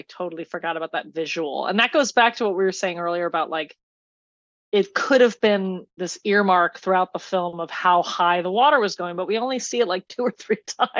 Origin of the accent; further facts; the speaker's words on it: New Jersey, United States; I'm from New Jersey